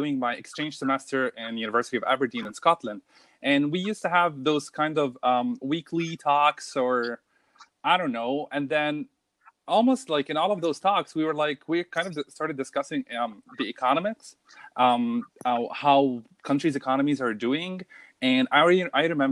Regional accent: Cairo, Cairo Governorate, Egypt; also born or lived in Abu Dhabi; now in Germany; I am from Cairo, Egypt. And my family lives in Abu Dhabi

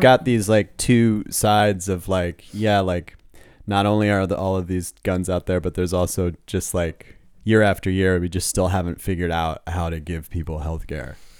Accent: Los Angeles, California, United States; moved away as an adult; now in Germany; I was born in Los Angeles

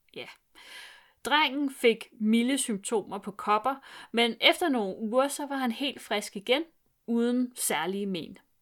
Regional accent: Vestegnen, Capital Region of Denmark, Denmark; min opvækst på Vestegnen gør, at jeg ikke kan snakke jysk

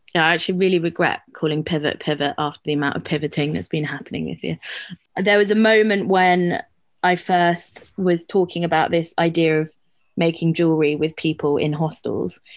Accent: London, United Kingdom; growing up in London

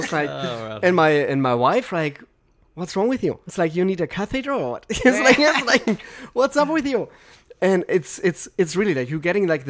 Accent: Germany; now in Los Angeles, United States; I'm from Germany

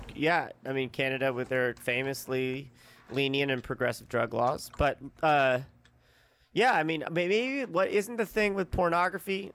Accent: Santa Monica, California, United States; moved away; No, like a month and a half after we moved back to Santa Monica in 2018.

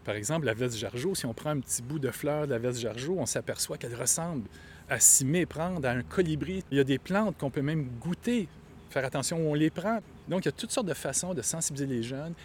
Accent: Montreal, Quebec, Canada; Moi, je suis quelqu'un de Rosemont.

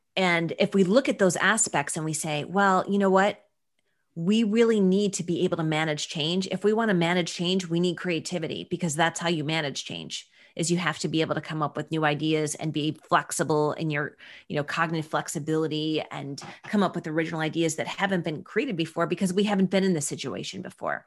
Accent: Buffalo, New York, United States; I'm from Buffalo, New York

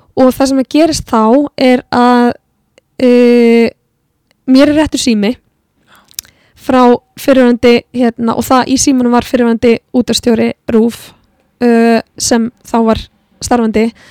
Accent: Iceland; also born or lived in Florida; við erum náttúrulega tónlistafólk frá Íslandi

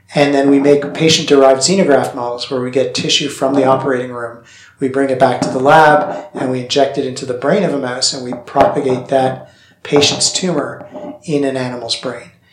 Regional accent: Canada; moved away; I grew up in Canada, and so the weather here is familiar

